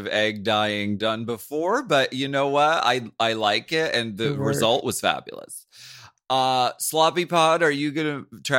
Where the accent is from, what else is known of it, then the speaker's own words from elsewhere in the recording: Erie, Pennsylvania, United States; something I remember from growing up in Pennsylvania, winters are rough. Okay, in Erie.